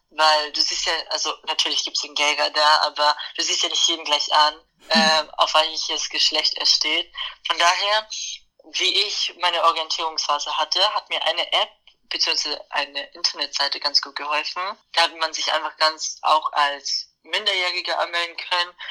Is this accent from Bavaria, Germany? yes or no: yes; Bavaria, Germany; haben wir hier in Niederbayern, wo ich herkomme, einen Verein, der nennt sich Queer Niederbayern.